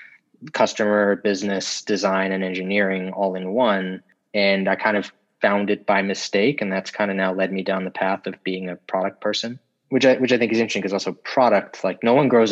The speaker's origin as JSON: {"language": "English", "country": "South Africa", "also_born_or_lived": "Florida, United States", "moved": "yes", "lives_now": "New York, United States", "said": "I'm originally from South Africa, actually, and we moved to the U.S. We left and moved here in 2000"}